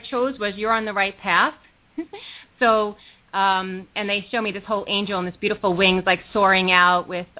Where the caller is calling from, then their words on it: New York, United States; I'm calling from New York. I don't know if I said that, so I am calling from New York Eastern Time.